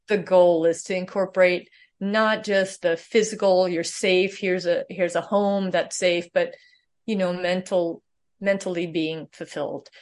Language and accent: English; Sweden; moved away; I was born in Sweden